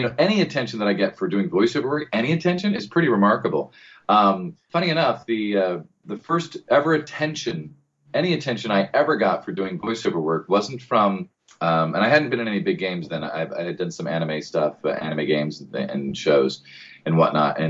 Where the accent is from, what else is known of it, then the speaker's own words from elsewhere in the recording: United States; accent: American; I'm the only one with the American accent